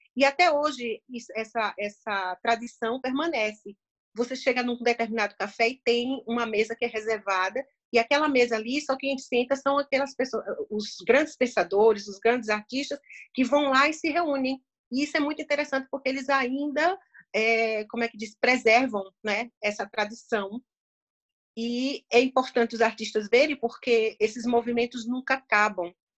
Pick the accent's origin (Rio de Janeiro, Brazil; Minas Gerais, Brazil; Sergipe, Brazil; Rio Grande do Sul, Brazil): Sergipe, Brazil; moved away as an adult; now in Vienna, Austria; eu sou sergipana